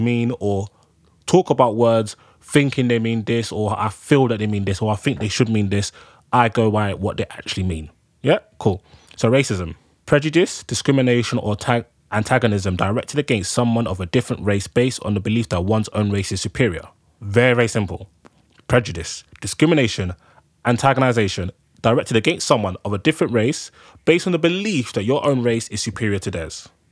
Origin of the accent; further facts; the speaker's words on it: Nigeria; now in United Kingdom; I'm a Nigerian man. I live in the UK.